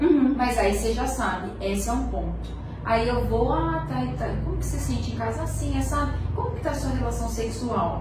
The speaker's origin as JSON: {"language": "Portuguese", "town": "Pimenta Bueno", "region": "Rondônia", "country": "Brazil", "tie": "born or raised there", "also_born_or_lived": "Jacarezinho, Paraná", "said": "eu nascer no Paraná e vim no primeiro ano, com, em, nos anos 90, para Rondônia, Pimenta Bueno"}